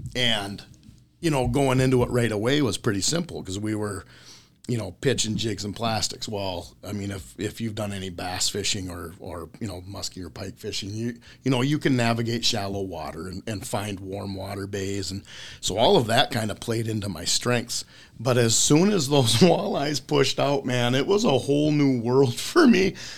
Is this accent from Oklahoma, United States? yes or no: no; Mora, Minnesota, United States; I grew up in Mora, Minnesota, which is an hour north of Twin Cities and about twenty minutes south of Mille Lacs.